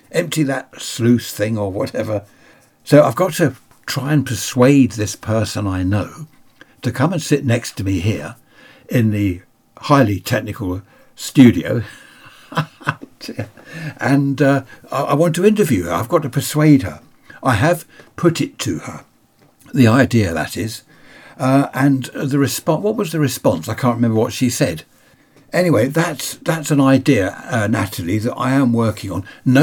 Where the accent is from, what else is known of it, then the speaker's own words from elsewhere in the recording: Sutton, London, United Kingdom; moved away; also born or lived in Carshalton; I was born in Carshorton and lived in Sutton. Then we moved down here.